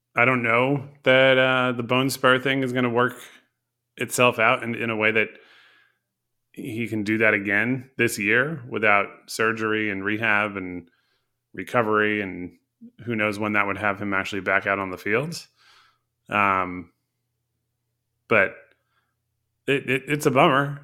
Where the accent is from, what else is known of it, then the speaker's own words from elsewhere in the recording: Connecticut, United States; I grew up in Connecticut